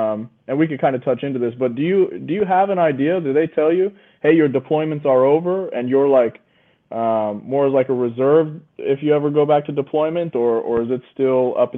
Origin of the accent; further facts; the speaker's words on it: Idaho, United States; I'm from Idaho